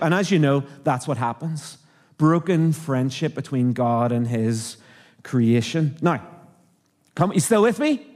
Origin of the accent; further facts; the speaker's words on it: Northern Ireland, United Kingdom; accent: Irish; moved away as an adult; also born or lived in Canada; now in Australia; I'm from Northern Ireland